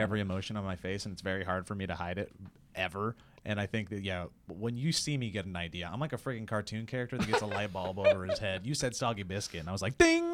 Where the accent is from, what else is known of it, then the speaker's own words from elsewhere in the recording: United States; I'm American and I didn't grow up watching soccer